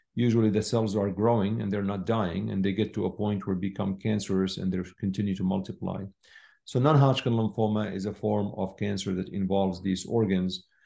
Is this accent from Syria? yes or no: yes; Syria; moved away as an adult; I was born in Syria